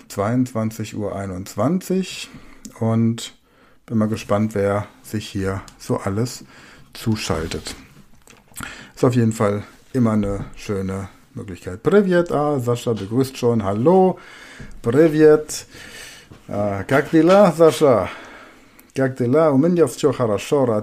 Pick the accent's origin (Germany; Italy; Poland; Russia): Russia; Ich bin Russin.